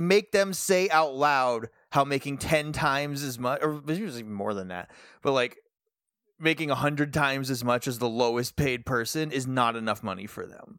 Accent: New England, United States; we're from New England

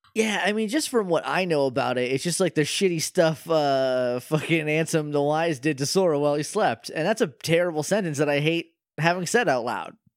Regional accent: New Hampshire, United States; moved away; I'm from New Hampshire

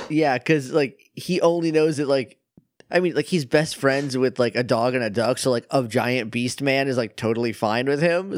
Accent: New Hampshire, United States; I'm from up north, like, I'm, I'm from New Hampshire, and it, it gets very cold up there

